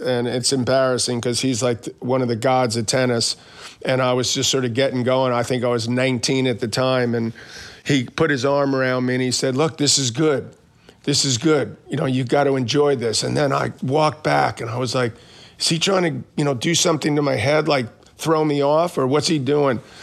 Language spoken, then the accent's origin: English; New York City, New York, United States; I grew up in Queens